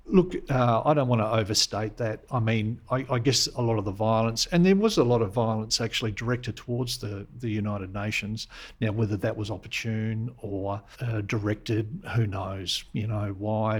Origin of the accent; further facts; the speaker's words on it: Adelaide, South Australia, Australia; I'm a South Australian sort of through and through. I sort of grew up in the uh, the, the, suburb of Campbelltown.